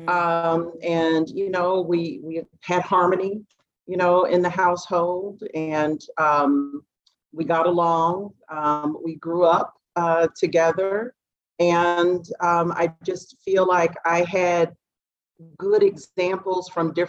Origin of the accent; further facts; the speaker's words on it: Dayton, Ohio, United States; I'm from Dayton, Ohio